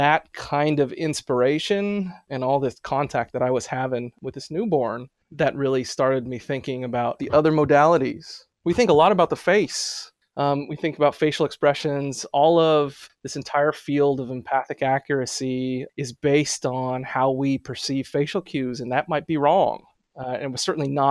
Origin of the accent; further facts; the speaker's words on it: San Diego, California, United States; moved away as an adult; also born or lived in Berkeley, California / San Francisco, California / Urbana-Champaign, Illinois; now in New Haven, United States; I grew up in North County, San Diego